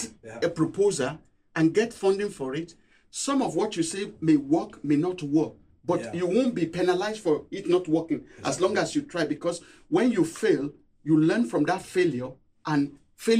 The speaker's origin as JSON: {"language": "English", "country": "Nigeria", "tie": "born or raised there", "also_born_or_lived": "Cambridge, United Kingdom", "moved": "as an adult", "lives_now": "Durham, United Kingdom", "said": "Growing up in Nigeria"}